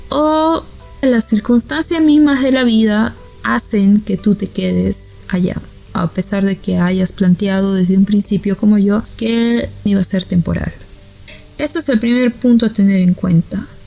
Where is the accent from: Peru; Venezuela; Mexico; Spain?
Peru; Para los que no sepan, yo soy peruana.